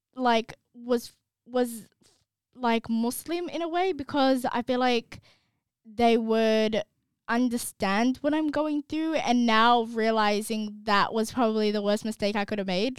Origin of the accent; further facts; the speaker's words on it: Australia; we're from Australia